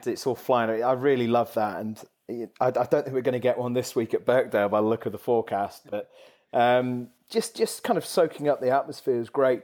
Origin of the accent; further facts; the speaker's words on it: the Northwest, North West England, United Kingdom; I grew up in the Northwest